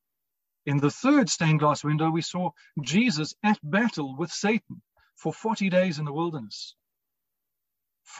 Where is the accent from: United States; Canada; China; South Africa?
South Africa; Cape Town, Western Cape; St. Michael's in Rondebosch in Cape Town was where my family and I attended. It wasn't far from home, and I was there at least three times a week